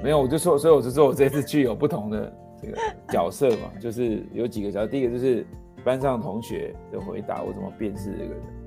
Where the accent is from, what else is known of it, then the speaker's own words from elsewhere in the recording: Taiwan; 像我就是独生子网从台湾长大